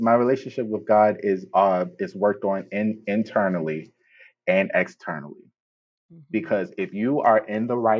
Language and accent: English; Baltimore, Maryland, United States; I'm from Baltimore.